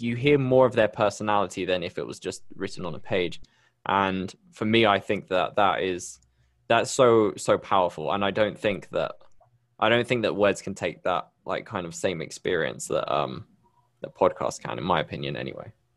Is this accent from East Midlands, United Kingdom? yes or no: no; Bristol, South West England, United Kingdom; accent: UK; moved away as an adult; now in Medellín, Colombia; I'm originally from Bristol in the U K, but I moved here, um, a few years ago